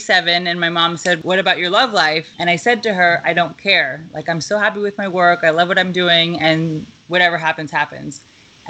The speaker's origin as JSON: {"language": "English", "town": "Lake Success", "region": "New York", "country": "United States", "tie": "born or raised there", "also_born_or_lived": "Albany, United States / Dar es Salaam, Tanzania", "lives_now": "Manhattan, United States", "said": "I am from Long Island. I grew up in Lake Success, Jamaica."}